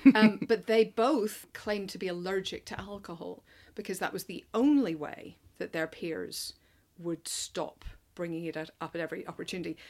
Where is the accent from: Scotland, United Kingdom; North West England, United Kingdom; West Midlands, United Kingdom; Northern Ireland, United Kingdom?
Northern Ireland, United Kingdom; moved away as an adult; now in London, United Kingdom; I'm from Northern Ireland. Came over here for university and have never really gone back.